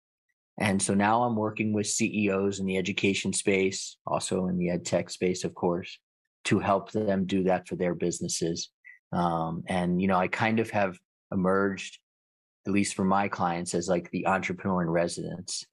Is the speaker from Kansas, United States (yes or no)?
no; Washington, District of Columbia, United States; I grew up in Washington, D.C.